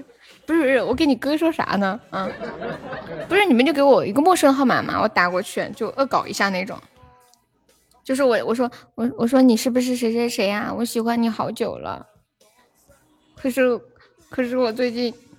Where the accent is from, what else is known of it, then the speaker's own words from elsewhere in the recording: Laifeng, Hubei, China; 我是来风的。